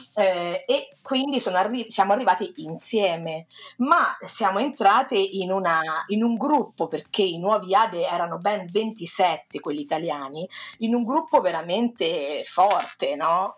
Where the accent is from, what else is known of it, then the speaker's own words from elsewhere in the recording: Perugia, Umbria, Italy; vengo da Perugia